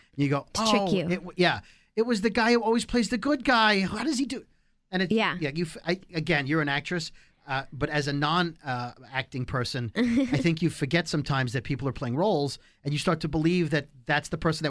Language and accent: English; New York, United States; I'm a New Yorker, so you can tell me whatever.